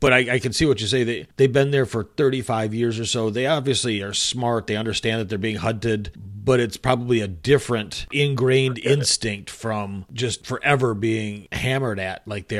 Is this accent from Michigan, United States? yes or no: yes; Michigan, United States; I grew up in Michigan